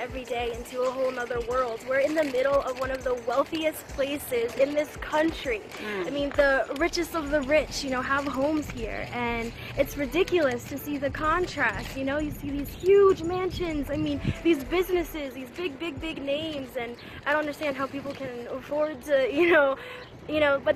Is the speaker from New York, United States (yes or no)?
yes; Shinnecock Nation, Long Island, New York, United States; I'm from the Shinnecock Nation